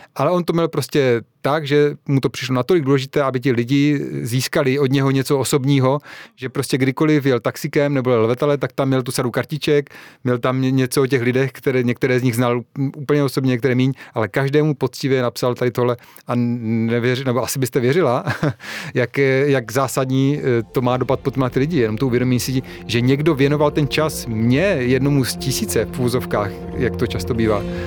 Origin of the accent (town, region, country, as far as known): Czechia